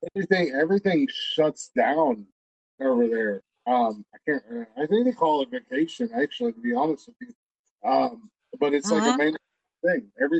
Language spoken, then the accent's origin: English; Newark, Ohio, United States; And she was like, "Where are you from in Ohio?" And I said, "Newark."